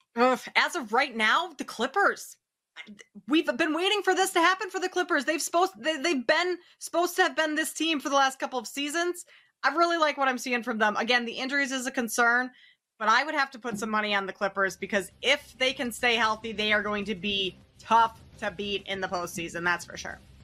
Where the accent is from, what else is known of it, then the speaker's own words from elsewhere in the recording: Minnesota, United States; I'm from Minnesota. I grew up watching the Timberwolves